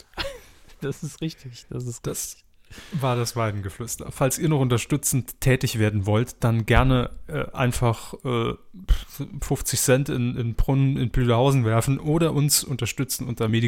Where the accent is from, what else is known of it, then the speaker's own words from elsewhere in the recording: Baden-Württemberg, Germany; obwohl sie sich recht suffisant über meine Heimat Baden-Württemberg geäußert haben.